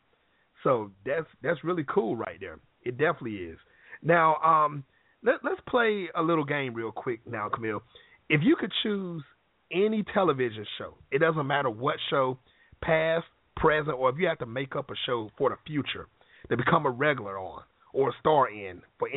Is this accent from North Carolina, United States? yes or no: yes; North Carolina, United States; I'm from North Carolina, so you know we're in the country